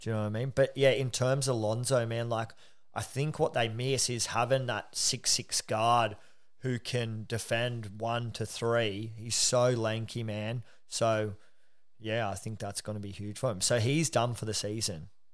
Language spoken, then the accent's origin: English; Australia; being an Aussie